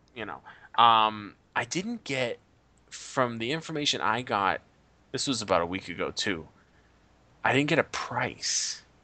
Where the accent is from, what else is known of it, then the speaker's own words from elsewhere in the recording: United States; as an American